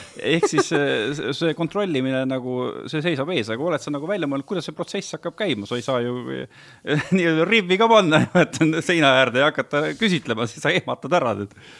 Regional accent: Viljandi County, Estonia; mina olen ka Viljandimaalt pärit

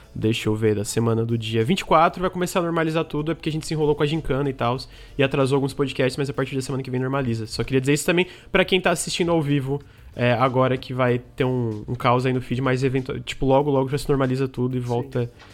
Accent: Santa Catarina, Brazil; eu sou de Santa Catarina

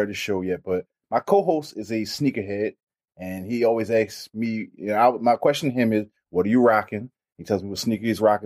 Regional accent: Baltimore, Maryland, United States; I'm from Baltimore

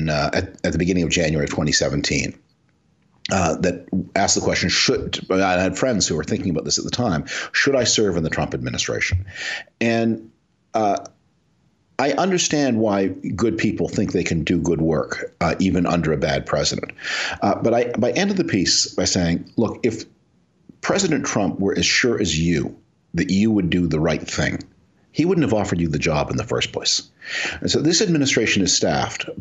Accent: Canada; now in United States; I'm originally from Canada.

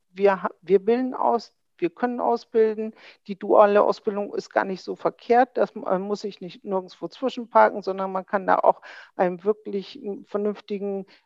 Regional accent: Bremen, Germany; Das sage ich ganz überzeugt als Bremerin.

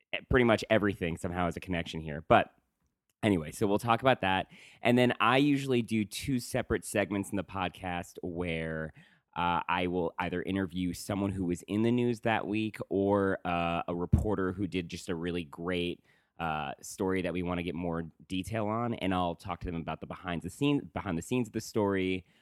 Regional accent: Woodstock, New York, United States; moved away; I'm from Woodstock, New York

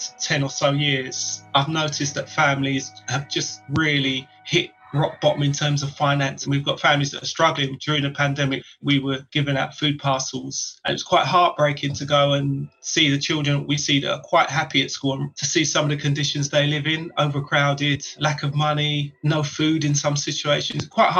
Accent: London, United Kingdom; I was born in Newham over 40 years ago. I've worked and lived in Newham for the last 25 years. I'm proud to be from Newham, as is my family. My mum and dad came to Newham in the 1950s from the Caribbean.

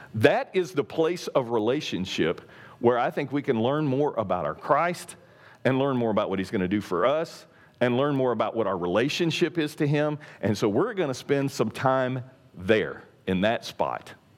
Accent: East Texas, United States; I'm from East Texas

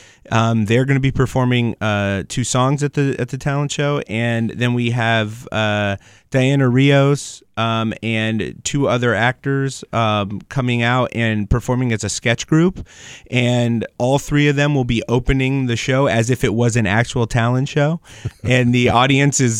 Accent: Springfield, Massachusetts, United States; growing up in Springfield, I was too scared to do stand up at my high school and middle school talent shows

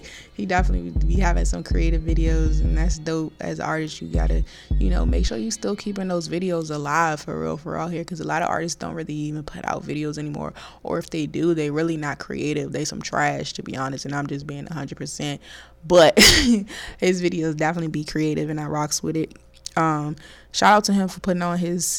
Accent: DMV, United States; accent: DMV; my little DMV accent

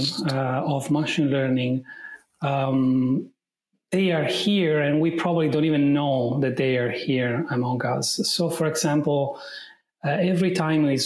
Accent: Italy; accent: Italian; English is a second language; I'm Italian right from my accent

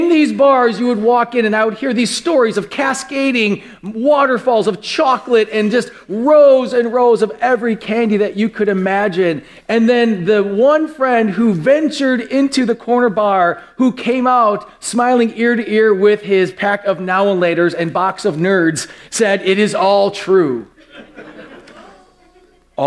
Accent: West Milwaukee, Wisconsin, United States; when I was very young, I grew up in West Milwaukee

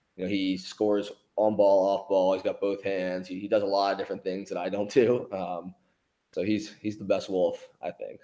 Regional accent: Philadelphia, Pennsylvania, United States; I love that I'm from Philly.

